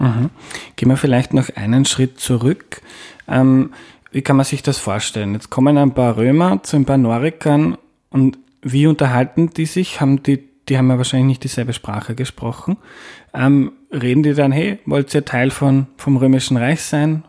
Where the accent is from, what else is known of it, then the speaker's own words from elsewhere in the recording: Austria; ich bin Österreicher